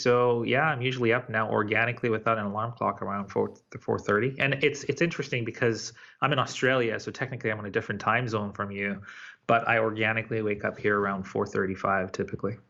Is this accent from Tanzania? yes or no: yes; Tanzania; moved away; I was born in Tanzania.